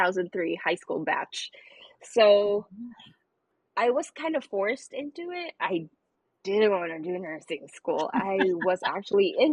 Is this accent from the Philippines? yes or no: yes; Philippines; moved away as an adult; now in California, United States; I was born and raised in the Philippines. And then now I'm in California. We moved 19 years ago.